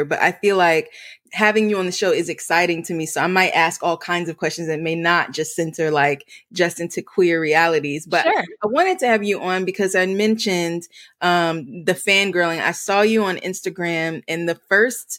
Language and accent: English; Chesapeake, Virginia, United States; I grew up in Chesapeake